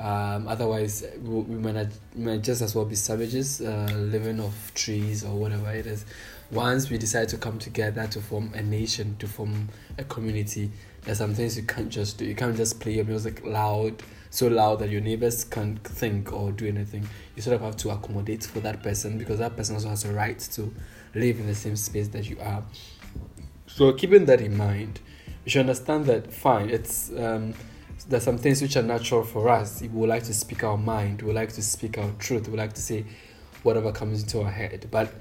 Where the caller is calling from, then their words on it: Accra, Greater Accra, Ghana; I'm speaking from Accra.